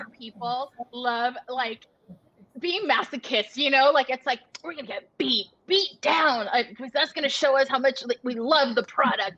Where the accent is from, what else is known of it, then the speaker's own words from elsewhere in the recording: Los Gatos, California, United States; And so I grew up in that area. I'm from the Bay Area